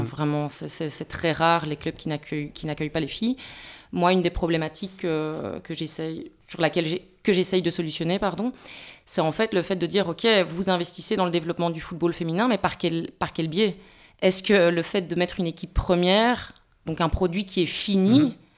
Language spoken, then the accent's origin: French; Belgium; on est belge